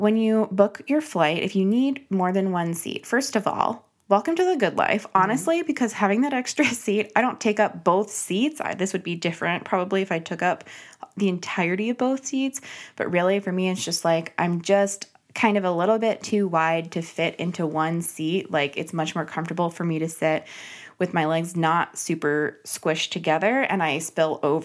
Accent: Arizona, United States; I'm from Arizona

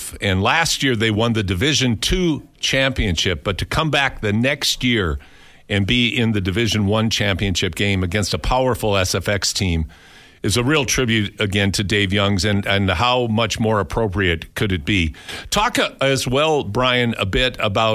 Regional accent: Cresco, Iowa, United States; moved away; I was back in my hometown in Cresco, Iowa

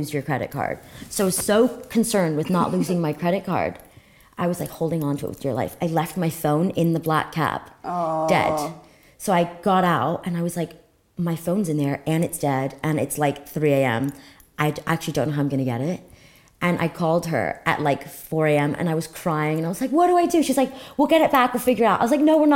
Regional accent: Cyprus; moved away; also born or lived in United States; obviously it's a really small country and that's where I'm from and I'm very proud to be from Cyprus

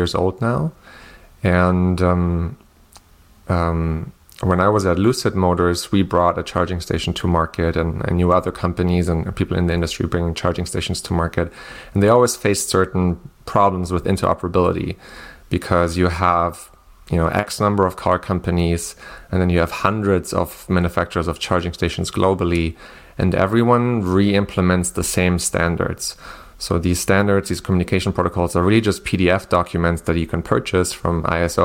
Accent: Germany; moved away as an adult; also born or lived in southern Germany; I'm originally from Germany

